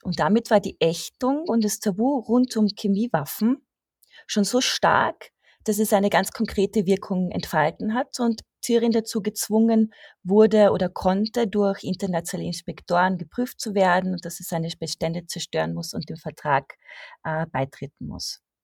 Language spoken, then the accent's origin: German; Austria; als Österreicherin